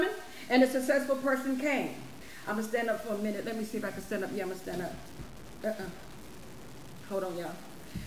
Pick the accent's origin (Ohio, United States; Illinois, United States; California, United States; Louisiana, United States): Illinois, United States; Chicago; I'm from Illinois, around Chicago area.